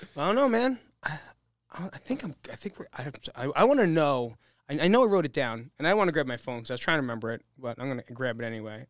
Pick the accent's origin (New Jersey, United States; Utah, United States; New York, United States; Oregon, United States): New Jersey, United States; now in Las Vegas, United States; we're from New Jersey